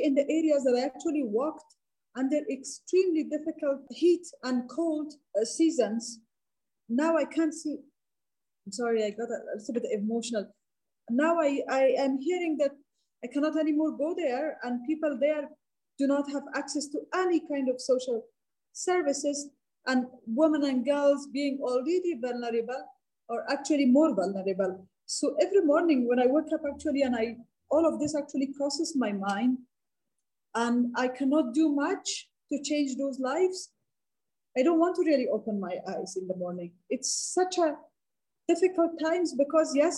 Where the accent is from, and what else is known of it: Badakhshan, Afghanistan; born or raised there